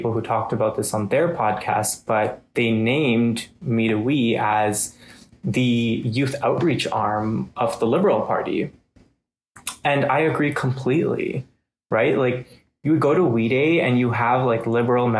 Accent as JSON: {"language": "English", "country": "India", "moved": "yes", "lives_now": "Canada", "said": "somebody from India"}